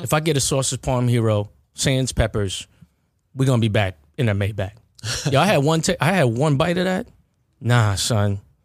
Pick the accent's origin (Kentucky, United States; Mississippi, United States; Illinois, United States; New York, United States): New York, United States; Baldwin; lived ninety degrees away from McDonald's growing up in Baldwin